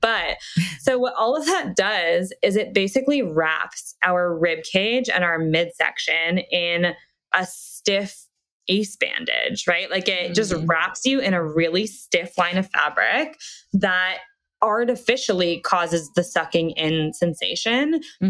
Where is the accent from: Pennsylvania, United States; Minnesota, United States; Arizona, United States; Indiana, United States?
Pennsylvania, United States; Reading; Reading, Pennsylvania.